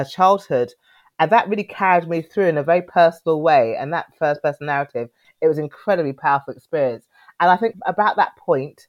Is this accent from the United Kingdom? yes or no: yes; Knebworth, East of England, United Kingdom; also born or lived in Cornwall; I was born after marriage in Cornwall. So no one ever believes me when I say I'm from the Southwest originally, but I was born there. But our childhood with my siblings, my sister and two brothers, was mainly in Hertfordshire.